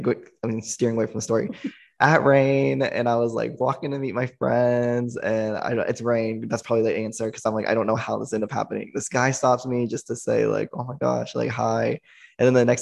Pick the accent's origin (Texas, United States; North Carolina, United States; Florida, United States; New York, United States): Texas, United States; small town 3 hours from Austin; moved away as an adult; now in Austin, United States; it's 3 hours away from my hometown. And, you know, my hometown's very, like, small country